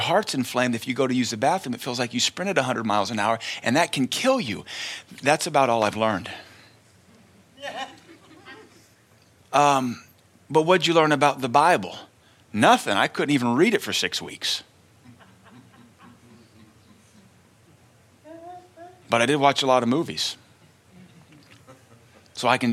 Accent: Tennessee, United States; growing up in Tennessee in the early 80s

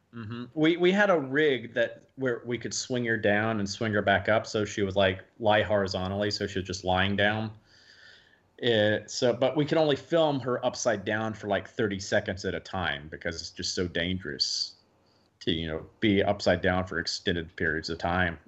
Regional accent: the South, United States; I'm from the South

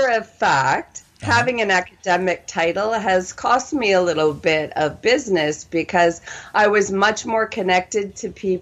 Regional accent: Winnipeg, Manitoba, Canada; moved away as an adult; also born or lived in Toronto, Canada / Texas, United States; now in Southern California, United States; I'm originally from Canada, and I grew up in what we called Winnipeg because it was so frickin' cold. You know, it's actually Winnipeg, Manitoba

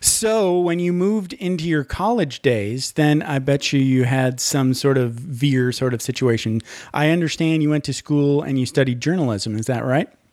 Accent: Michigan, United States; I grew up in Michigan

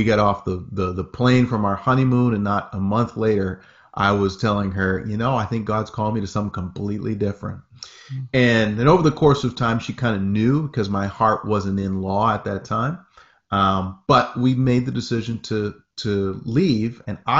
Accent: Presque Isle, Maine, United States; I am from Presque Isle, Maine, small little town, about 9,000 people roughly, in Aroostook County, Maine. For all my Mainers out there, most folks know Aroostook County, most folks know Presque Isle. We're talking 10 minutes from the Canadian border. That's where I grew up.

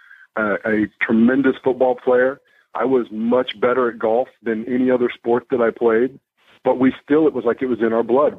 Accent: Arizona, United States; I grew up in Arizona

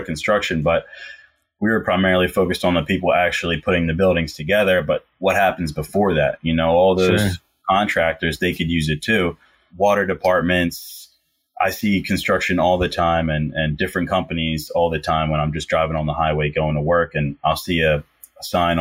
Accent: Philadelphia, Pennsylvania, United States; I'm from the Philly area

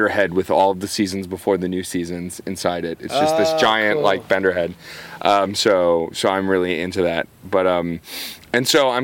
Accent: New York City, New York, United States; growing up in Staten Island, I remember there were tons of ska bands in Staten Island growing up

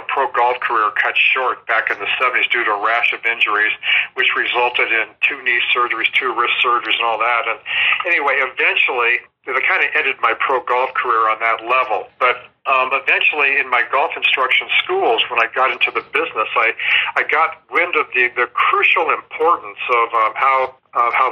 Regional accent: Southern California, United States; I'm from Southern California

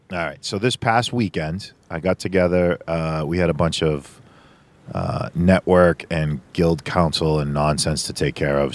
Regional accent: Boston, Massachusetts, United States; I'm from Boston

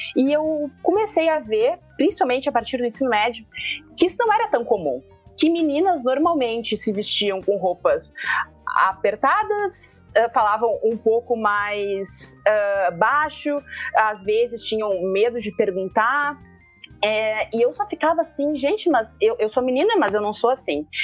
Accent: Porto Alegre, Rio Grande do Sul, Brazil; Eu sou de Porto Alegre, capital do Rio Grande do Sul

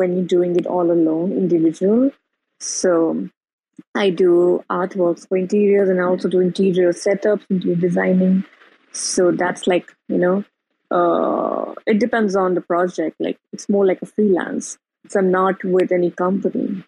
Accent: India; I'm from India

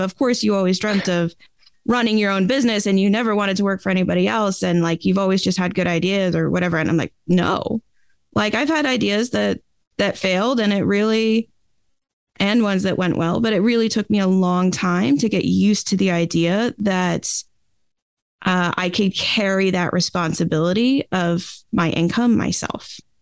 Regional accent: Boston, Massachusetts, United States; I grew up, uh, in the outskirts of Boston, Massachusetts, in the U S

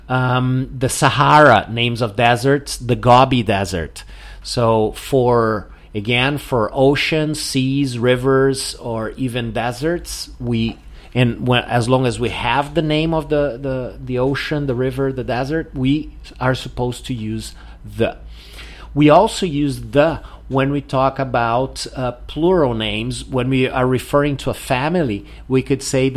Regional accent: southern Brazil, Brazil; now in Porto Alegre, Brazil; here in the south of Brazil, normally we use the article

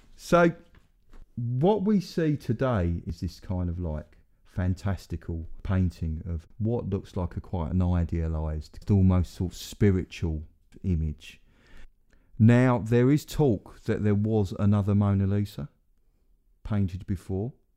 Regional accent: Essex, East of England, United Kingdom; no one will think I'm from Essex now

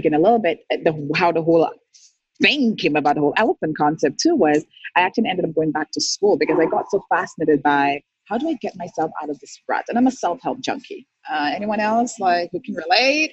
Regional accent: St. Lucia; moved away as an adult; now in Canada; I'm born and raised in St. Lucia, moved to Canada in 2003. I was 25.

